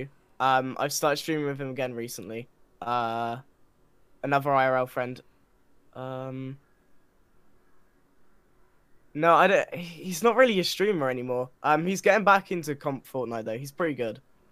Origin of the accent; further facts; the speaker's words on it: England, United Kingdom; I'm English.